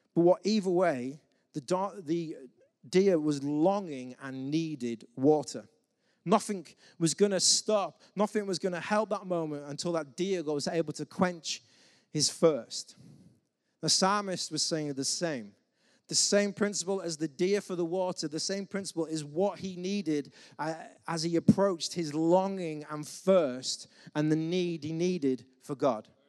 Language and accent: English; England, United Kingdom; as the English man